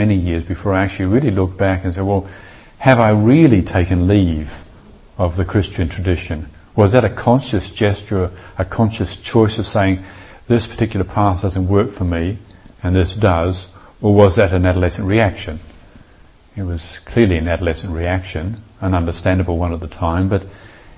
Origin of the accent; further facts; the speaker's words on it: New Zealand; growing up in New Zealand, I spent a lot of my time on the beach